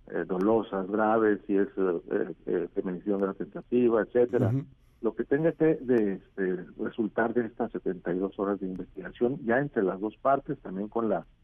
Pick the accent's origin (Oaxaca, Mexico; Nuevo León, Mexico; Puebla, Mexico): Oaxaca, Mexico; yo soy de Oaxaca y me da, me